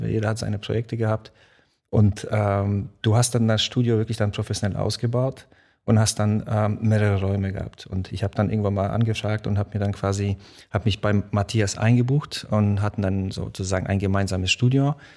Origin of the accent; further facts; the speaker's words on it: Mainz, Rhineland-Palatinate, Germany; German is a second language; also born or lived in Poland; Ich bin nach Deutschland gekommen, äh, bin dann auch in Mainz aufgewachsen